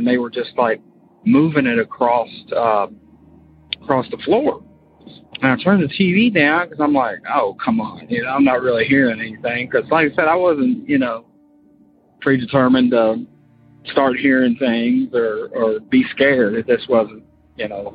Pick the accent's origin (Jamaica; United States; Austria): United States; Florida; moved away as an adult; now in Kentucky, United States; I'm from Kentucky, but we moved to Florida and when I was like 8, and I grew up there, but now I'm back in Kentucky.